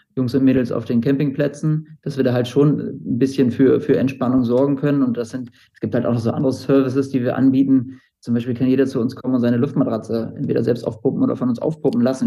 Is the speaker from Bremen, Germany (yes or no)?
yes; Bremen, Germany; ich bin Bremer